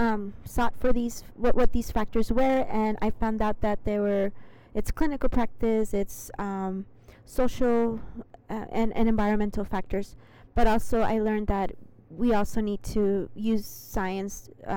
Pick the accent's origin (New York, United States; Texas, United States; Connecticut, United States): Texas, United States; El Paso; Yes, so I was born in El Paso, which is a border community to Mexico.